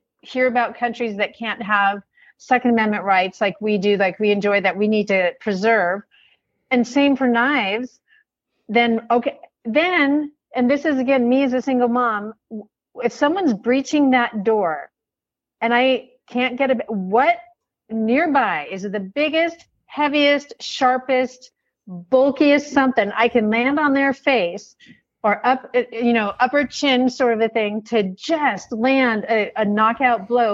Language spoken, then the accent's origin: English; Oregon, United States; moved away as an adult; also born or lived in Portland, Oregon; now in Western Washington, United States; I was from Oregon.